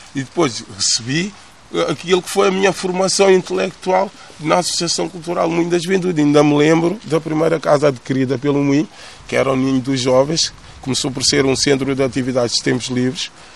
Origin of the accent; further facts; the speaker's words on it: Amadora, Lisbon, Portugal; estamos na casa onde eu nasci também, nasci na Cova da Moura. Posso dizer que sou filho da Cova da Moura, praticamente